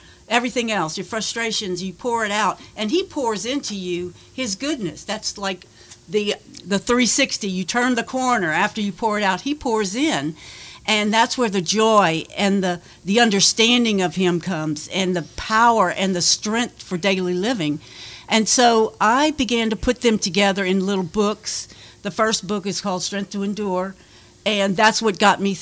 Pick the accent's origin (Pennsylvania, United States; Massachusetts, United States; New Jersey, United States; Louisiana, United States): Louisiana, United States; Lafayette; moved away as an adult; also born or lived in Texas / California; I was born in Lafayette, and I grew up in Lafayette